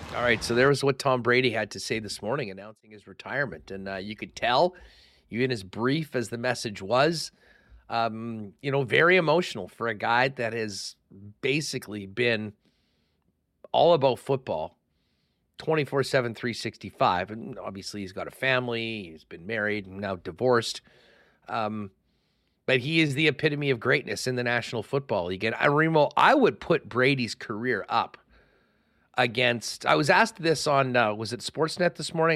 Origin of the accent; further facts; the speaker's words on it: Winnipeg, Manitoba, Canada; growing up in Winnipeg in the eighties